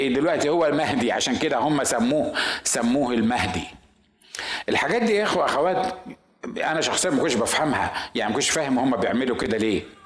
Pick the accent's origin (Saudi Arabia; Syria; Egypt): Egypt; عندنا في مصر